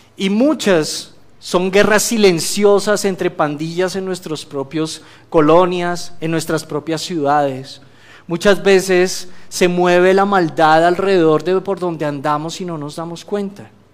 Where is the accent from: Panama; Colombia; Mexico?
Colombia; moved away; yo vengo de Colombia